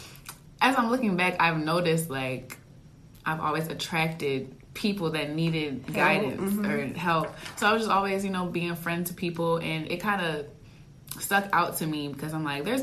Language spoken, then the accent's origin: English; Baltimore, Maryland, United States; I'm from Maryland, Baltimore, Maryland